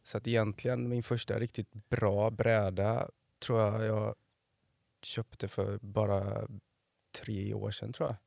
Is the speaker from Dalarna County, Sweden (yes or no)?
no; Floda, Västra Götaland, Sweden; moved away as an adult; now in Varberg, Sweden; jag är ifrån eh, Floda